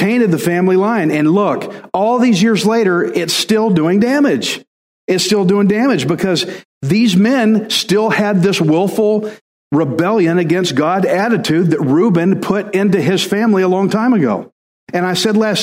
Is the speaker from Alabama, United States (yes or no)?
yes; Alabama, United States; I'm from Al, and I'm a redneck